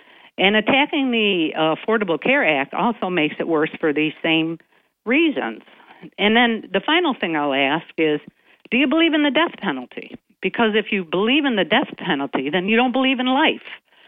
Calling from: Binghamton, New York, United States; Good morning, Bob. … from Binghamton.

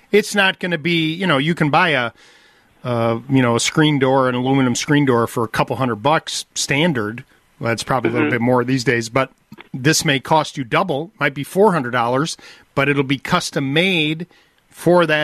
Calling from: West Bend, Wisconsin, United States; West Bend.

